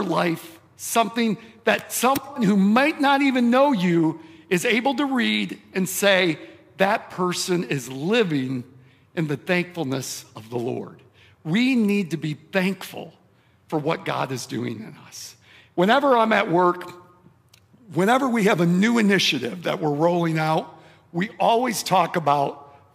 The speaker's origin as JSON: {"language": "English", "region": "Michigan", "country": "United States", "tie": "born or raised there", "said": "I grew up in Michigan"}